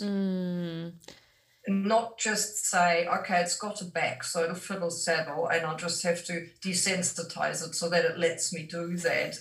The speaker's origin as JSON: {"language": "English", "country": "Germany", "tie": "born or raised there", "moved": "as an adult", "lives_now": "New Zealand", "said": "I am from Germany originally, but I've lived in New Zealand for over 30 years now."}